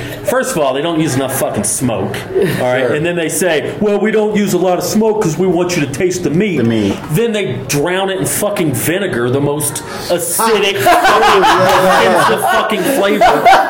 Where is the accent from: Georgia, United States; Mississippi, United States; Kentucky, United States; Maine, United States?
Georgia, United States; also born or lived in Nashville, Tennessee; I'm from Georgia.